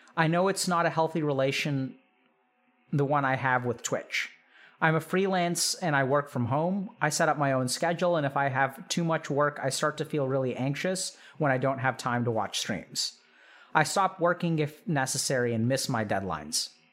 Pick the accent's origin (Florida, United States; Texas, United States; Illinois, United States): Texas, United States; growing up in Texas